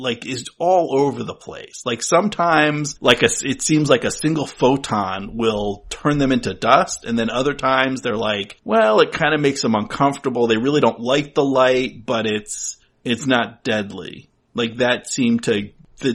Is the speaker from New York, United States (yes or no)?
no; New Jersey, United States; now in New England, United States; I'm from New Jersey.